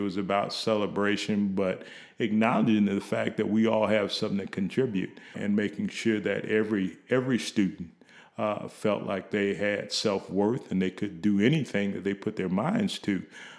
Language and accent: English; Kankakee, Illinois, United States; Probably very early on, because in my neighborhood that I grew up in Kankakee, Illinois, most of the individuals that were influential in my life were teachers.